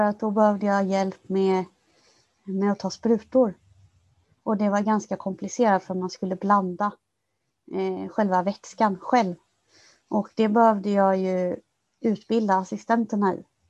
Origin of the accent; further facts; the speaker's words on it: Kalmar County, Sweden; moved away as an adult; now in Stockholm, Sweden; jag kom ju från, från Öland från början